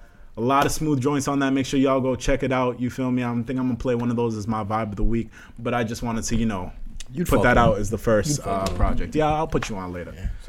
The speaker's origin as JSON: {"language": "English", "town": "Malden", "region": "Massachusetts", "country": "United States", "tie": "born or raised there", "said": "my home town of Malden."}